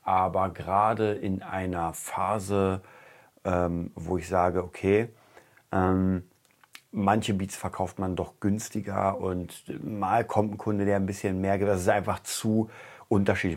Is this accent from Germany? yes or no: yes; Germany; als Deutscher